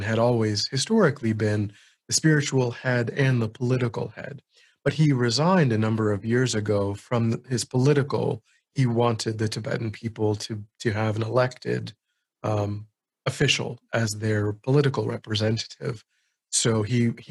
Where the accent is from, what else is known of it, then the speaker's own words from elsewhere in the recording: United States; I'm an American